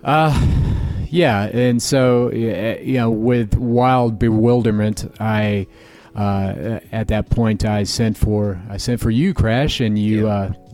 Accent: Florida, United States; now in Chicago, United States; I'm from Florida, and that's where most of my family. Lives

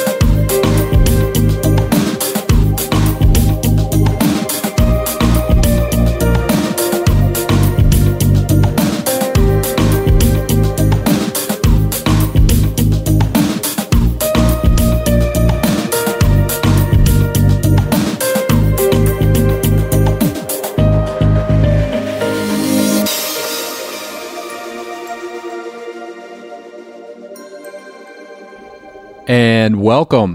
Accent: Jacksonville, Florida, United States; also born or lived in Chicago; I'm on the top of the Independent Life Building. It's that weird-looking building in the center of downtown Jacksonville.

